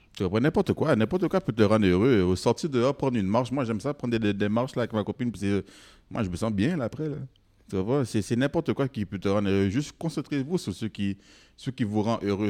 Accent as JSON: {"language": "French", "region": "Quebec", "country": "Canada", "tie": "born or raised there", "said": "je suis né ici. Moi, moi je, suis comme toi. Là. Je ne suis, pas, je suis pas moins québécois que toi"}